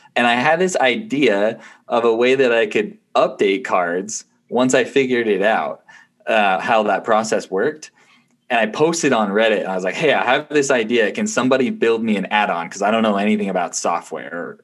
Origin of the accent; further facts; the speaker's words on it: Utah, United States; also born or lived in Ohio / Taiwan; I grew up most of my life in Utah, although I was born in Ohio, so I'm a Buckeye.